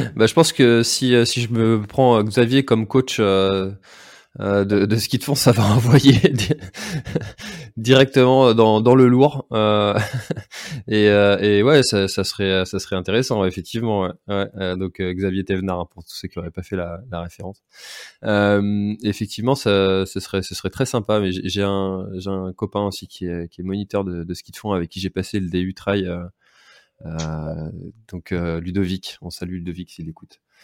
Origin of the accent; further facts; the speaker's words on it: Breton, Brittany, France; quand on est breton